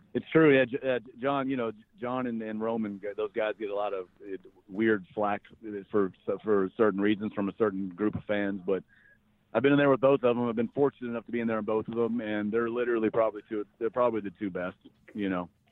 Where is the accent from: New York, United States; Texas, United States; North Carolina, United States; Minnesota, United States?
North Carolina, United States; I grew up in North Carolina